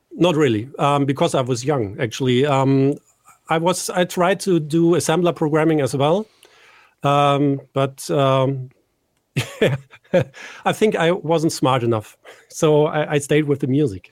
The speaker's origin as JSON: {"language": "English", "town": "Düsseldorf", "region": "North Rhine-Westphalia", "country": "Germany", "tie": "born or raised there", "said": "here in my hometown, Düsseldorf in Germany."}